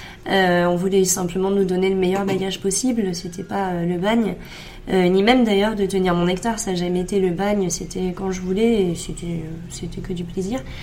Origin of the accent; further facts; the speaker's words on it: Saint-Émilion, Nouvelle-Aquitaine, France; j'ai grandi à Saint-Émilion